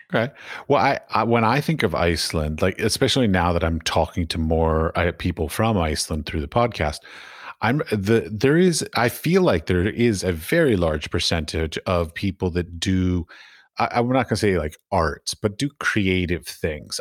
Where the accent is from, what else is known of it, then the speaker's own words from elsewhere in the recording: United States; moved away; I'm from America